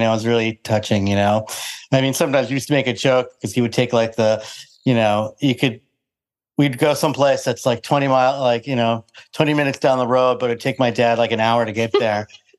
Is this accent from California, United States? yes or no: no; Springfield, Massachusetts, United States; also born or lived in Palmer, Massachusetts / Boston, Massachusetts; I grew up in Western Mass. I was born in Springfield and then moved to Palmer when I was, I don't know, 12 or something like that, and lived in Palmer and did Palmer stuff. and then I went to Boston for college.